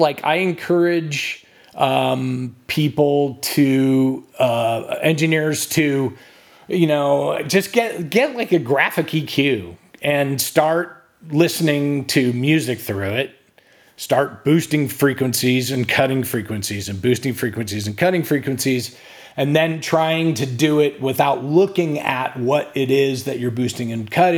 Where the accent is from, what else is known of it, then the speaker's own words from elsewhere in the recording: California, United States; now in Texas, United States; I didn't grow up in Texas. I grew up in California, but my wife is from Texas, and yeah, I mean, I've been here for 25 years now